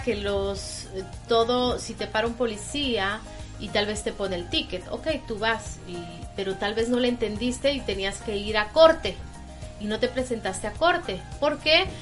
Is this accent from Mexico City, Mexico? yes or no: no; Tampico, Tamaulipas, Mexico; now in New York, United States; somos de México